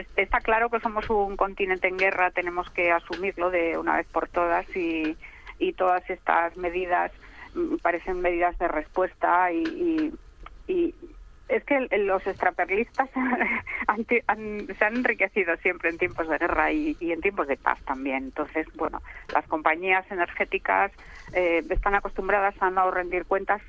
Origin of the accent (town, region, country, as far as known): Spain